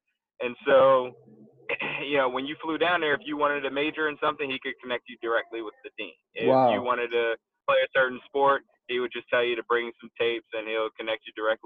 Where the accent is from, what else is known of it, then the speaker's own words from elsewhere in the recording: Philadelphia, Pennsylvania, United States; moved away as an adult; also born or lived in Florida; now in Atlanta, United States; I'm originally from Philly